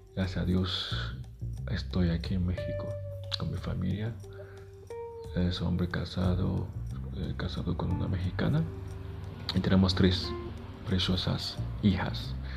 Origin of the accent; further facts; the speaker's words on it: Haiti; first language Haitian Creole; Spanish is a second language; moved away; mi país, Haití. Yo empecé a escribir en, criollo, que es nuestro idioma maternal